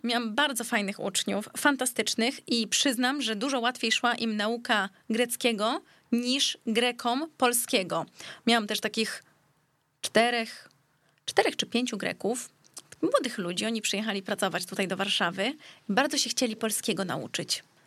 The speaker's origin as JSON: {"language": "Polish", "country": "Greece", "tie": "born or raised there", "moved": "yes", "lives_now": "Warsaw, Poland", "said": "Urodziłam w się w Polsce, bo akurat wtedy byliśmy w Polsce, u nas na, na Żelaznej, ale później bardzo długi czas się wychowywałam w Grecji"}